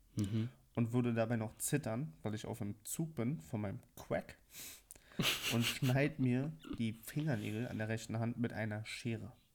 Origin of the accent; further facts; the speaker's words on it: Berlin, Germany; Ich bin aber in Berlin geboren und aufgewachsen